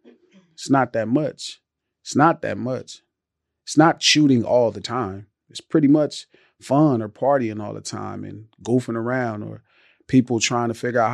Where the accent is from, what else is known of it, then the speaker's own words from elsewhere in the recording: Los Angeles, California, United States; Like 117th Street. So 117th Street, right across the street from the Imperial Courts. The projects.